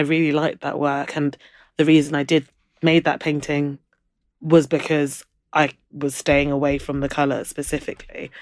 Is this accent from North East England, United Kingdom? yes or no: no; London, United Kingdom; also born or lived in Brighton; I grew up in London